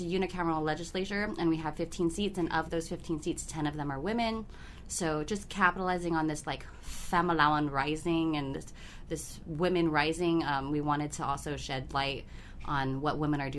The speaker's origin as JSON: {"language": "English", "country": "Guam", "said": "I am from the Mariana Islands, primarily living in Guahan"}